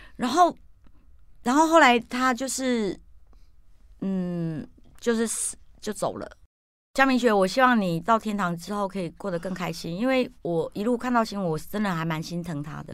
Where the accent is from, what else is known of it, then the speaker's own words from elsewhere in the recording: Taiwan; 我们台湾人